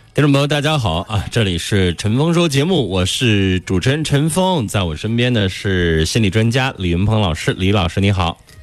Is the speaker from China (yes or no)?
yes; China; 我们中国人